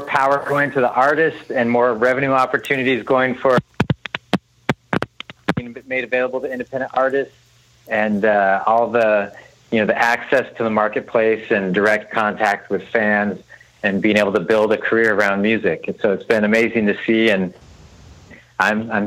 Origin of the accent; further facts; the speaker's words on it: San Diego, California, United States; moved away as an adult; also born or lived in Nashville; I grew up in San Diego, but wanted to pursue music and went to Nashville to college